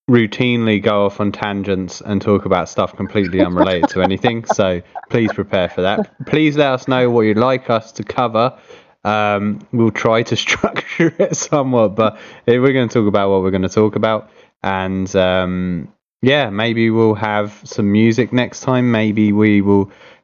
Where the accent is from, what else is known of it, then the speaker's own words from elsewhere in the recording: England, United Kingdom; moved away as an adult; now in Canada; growing up in Britain, I never knew about Christian rock, and then moving to North America